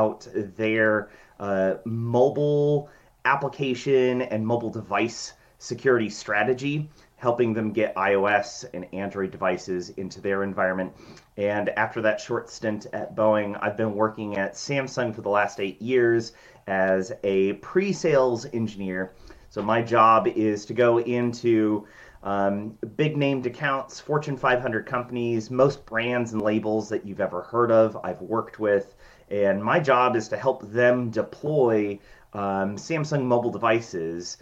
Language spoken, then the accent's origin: English; Washington, United States; I have been born and raised in Washington State